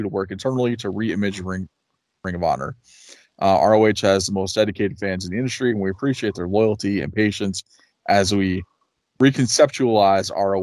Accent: New York, United States; moved away as an adult; now in North Carolina, United States; within like an hour from my hometown in New York

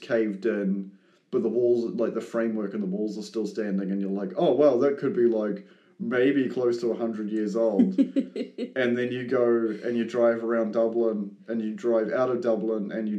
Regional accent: New Zealand; as a New Zealander

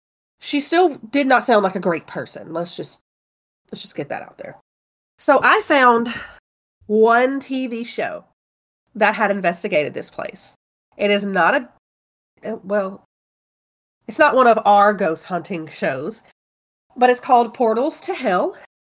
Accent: Mobile, Alabama, United States; Oh, I'm from Mobile.

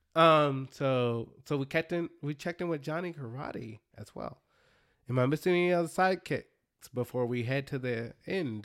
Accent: Dallas, Texas, United States; the Dallas Stars, my hometown

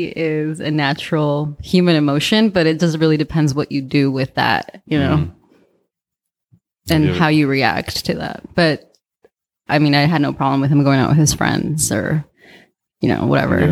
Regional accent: Mexico City, Mexico; born there; Yeah, I was born in Mexico City.

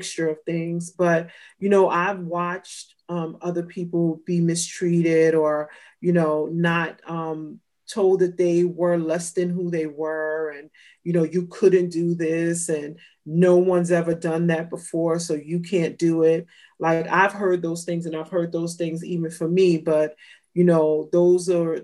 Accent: New York City, New York, United States; also born or lived in California; I grew up in New York and Brooklyn, as well as California.

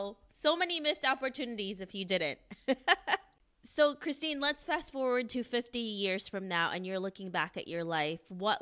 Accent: United States; I'm Filipino myself. I mean, I grew up in the United States

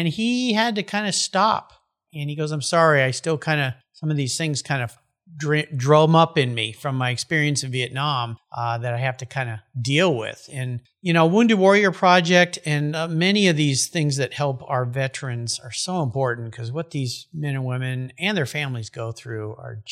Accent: California, United States; moved away; also born or lived in Washington; I'm from California.

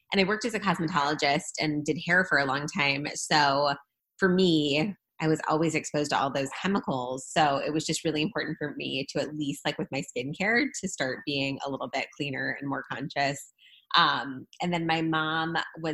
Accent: St. Louis, Missouri, United States; I am from St. Louis. Was born and raised in St. Louis

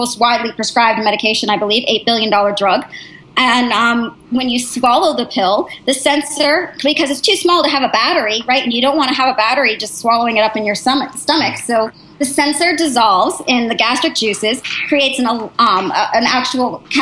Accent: United States; also born or lived in New Hampshire / Massachusetts; now in Palo Alto, United States; because I'm from New Hampshire and Massachusetts, I went to boarding school

